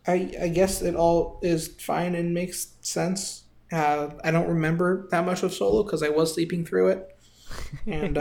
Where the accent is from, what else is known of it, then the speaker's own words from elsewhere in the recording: United States; being the American that I am, that does not understand nearly enough Spanish